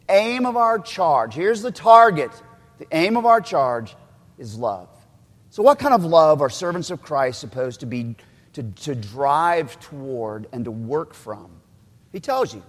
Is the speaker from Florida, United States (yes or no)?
no; Oklahoma, United States; I'm from Oklahoma, so we still talk about wash rags